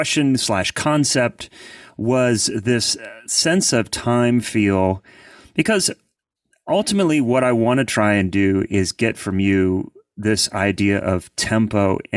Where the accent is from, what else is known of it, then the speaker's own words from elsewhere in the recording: Columbus, Ohio, United States; now in Nashville, United States; No, I'm originally from Columbus, Ohio. So yeah, the city of like no accent, and my kids were raised here, but they have no accent either.